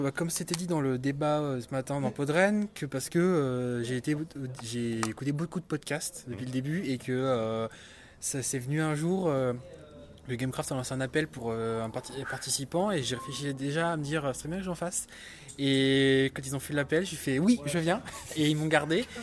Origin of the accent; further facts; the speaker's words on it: Rennes, Brittany, France; Alors, euh, je suis originaire de Rennes.